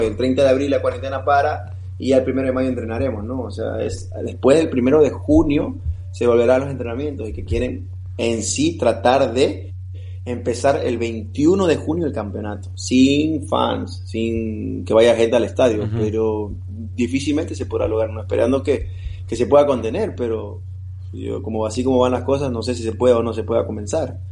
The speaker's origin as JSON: {"language": "Spanish", "town": "Guayaquil", "region": "Guayas", "country": "Ecuador", "tie": "born or raised there", "moved": "yes", "said": "Guayaquil, sobre todo en mi ciudad natal, tengo toda mi familia ahí"}